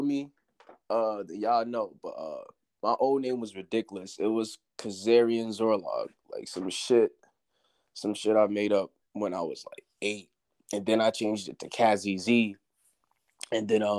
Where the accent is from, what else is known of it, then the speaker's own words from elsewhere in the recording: Beaufort, South Carolina, United States; also born or lived in Far Rockaway, New York / Cleveland, Ohio; I lived in South Carolina for most of my life, but originally, January 25th, 2001, I was born in Far Rockaway, New York.